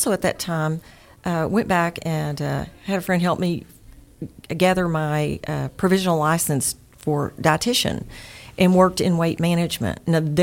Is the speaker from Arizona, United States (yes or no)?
no; East Texas, United States; accent: East Texas; my East Texas accent